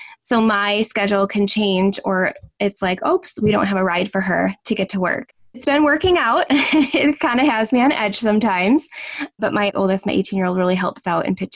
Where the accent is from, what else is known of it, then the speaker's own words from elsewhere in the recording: Northern Wisconsin, United States; I'm from Northern Wisconsin